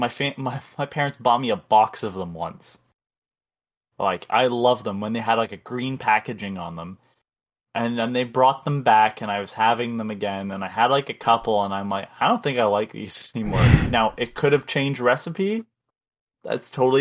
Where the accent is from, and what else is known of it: Canada